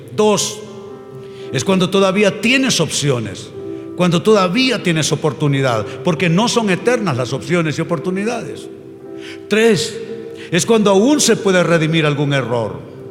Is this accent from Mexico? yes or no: no; Honduras; moved away; volver a Honduras me cuesta bastante